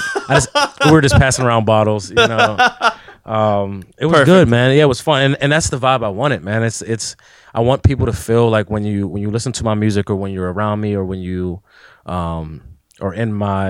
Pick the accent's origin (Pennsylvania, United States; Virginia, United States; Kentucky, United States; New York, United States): Pennsylvania, United States; McKeesport; So, and then when I grew up in McKeesport, I stayed in Crawford Village, which is like notorious for being one of the worst parts in the city, really.